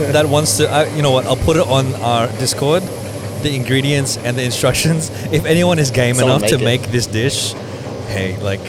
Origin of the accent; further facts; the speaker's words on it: Philippines; I have an example of using AI as a Filipino.